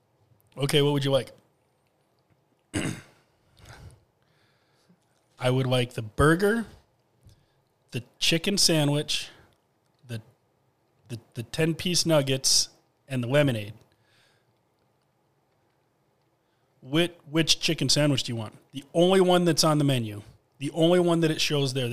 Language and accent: English; Grand Rapids, Michigan, United States; I'm from Grand Rapids.